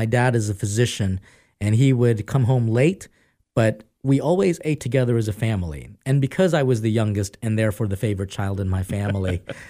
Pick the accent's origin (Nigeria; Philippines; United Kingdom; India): Philippines; The Philippines.